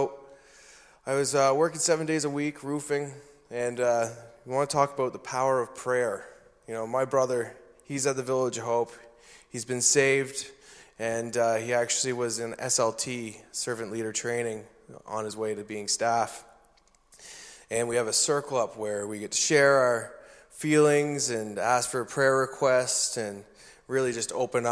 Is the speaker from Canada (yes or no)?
yes; New Brunswick, Canada; I was born and raised in New Brunswick